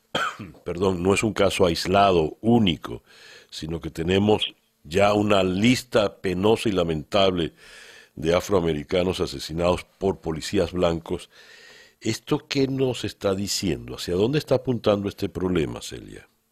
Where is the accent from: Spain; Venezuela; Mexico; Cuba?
Venezuela; de esa división venimos los venezolanos. Y por todo lo que he vivido como venezolano